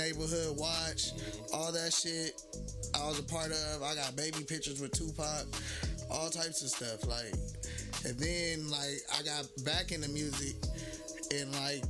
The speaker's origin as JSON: {"language": "English", "town": "Los Angeles", "region": "California", "country": "United States", "said": "Well, man, I'm from South Central Los Angeles."}